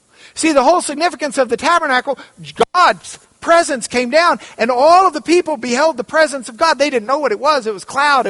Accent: Lubbock, Texas, United States; We say logos because we're from Lubbock

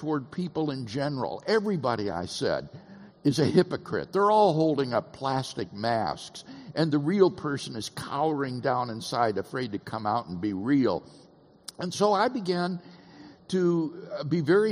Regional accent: Keokuk, Iowa, United States; also born or lived in Peoria, Illinois; Peoria, Illinois, is where I was born, and then raised in a little town on the Mississippi River called Keokuk, Iowa

